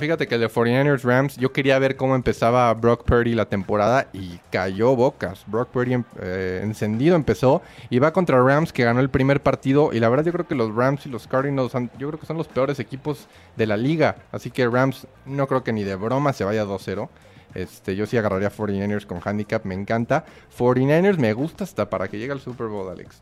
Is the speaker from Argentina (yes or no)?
no; Querétaro, Mexico; Soy de Querétaro